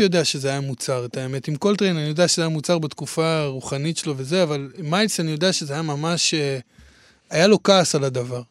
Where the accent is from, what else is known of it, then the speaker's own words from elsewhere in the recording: Hadera, Haifa District, Israel; אני מחדרה